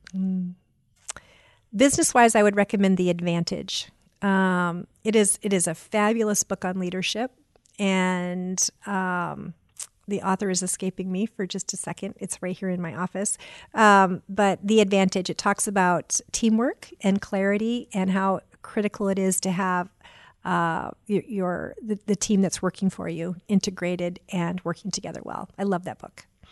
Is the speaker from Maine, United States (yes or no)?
yes; Auburn, Maine, United States; now in Indianapolis, United States; I grew up in Auburn, Maine